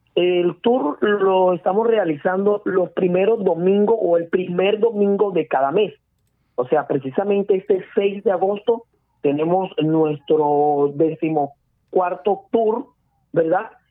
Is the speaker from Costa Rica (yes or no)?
no; Barranquilla, Atlántico, Colombia; yo soy muy barranquillero y revolero